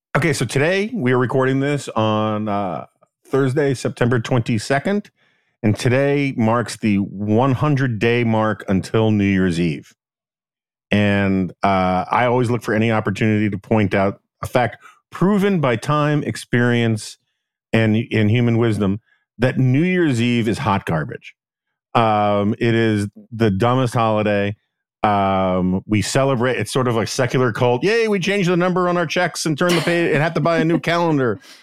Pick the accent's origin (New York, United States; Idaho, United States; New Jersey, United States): New York, United States; New York City; I'm from New York